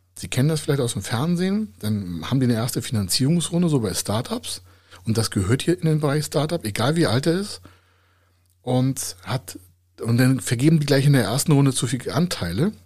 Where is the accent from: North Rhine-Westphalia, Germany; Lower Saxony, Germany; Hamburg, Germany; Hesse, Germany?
Hamburg, Germany; Bei uns in Hamburger